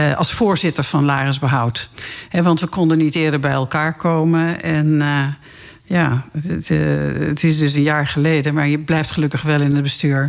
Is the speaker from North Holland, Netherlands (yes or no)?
yes; Laren, North Holland, Netherlands; ik kom ook uit Laren